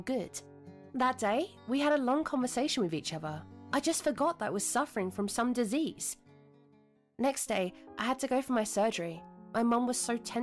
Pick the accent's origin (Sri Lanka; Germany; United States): Germany; I'm from Germany